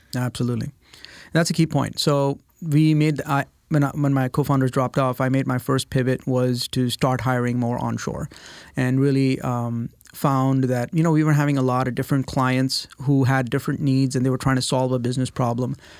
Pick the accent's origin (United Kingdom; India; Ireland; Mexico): India; moved away as an adult; now in United States; I was born and raised in India